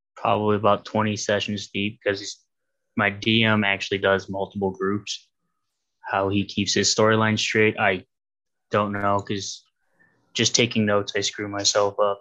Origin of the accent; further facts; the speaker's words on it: Ohio, United States; I'm from Ohio